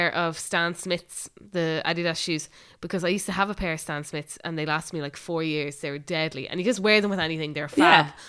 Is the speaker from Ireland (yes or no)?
yes; Ireland